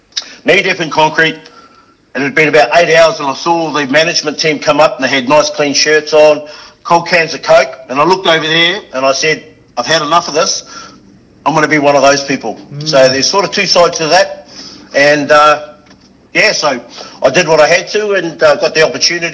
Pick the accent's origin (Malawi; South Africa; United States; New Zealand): New Zealand; moved away as an adult; now in Australia; The hard thing, I guess, was coming from New Zealand is understanding the Aussie humour.